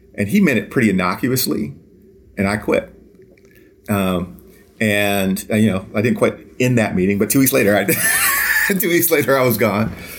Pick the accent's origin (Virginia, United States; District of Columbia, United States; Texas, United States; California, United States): District of Columbia, United States; Washington; moved away as an adult; I actually am born and raised in Washington, D C. I grew up in Southeast D C